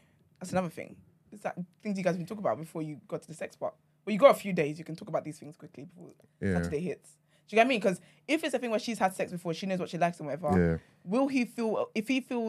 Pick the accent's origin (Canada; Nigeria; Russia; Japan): Nigeria; Well, you guys would know. I'm only Nigerian. I'm only Nigerian woman.